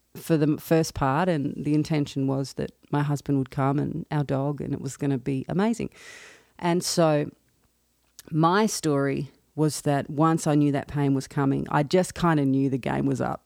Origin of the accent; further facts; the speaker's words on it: Australia; accent: Australian; moved away as an adult; now in Nashville, United States; I'm an Australian, as you can probably tell by my accent.